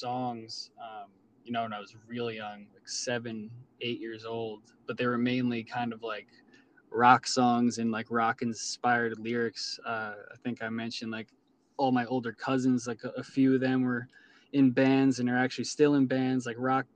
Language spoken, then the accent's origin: English; Long Island, New York, United States; I'm from Long Island, not the city or something